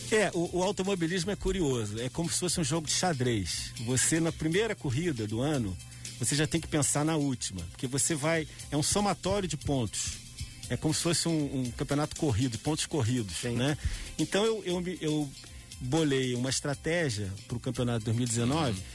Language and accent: Portuguese; Petrópolis, Rio de Janeiro, Brazil; como petropolitano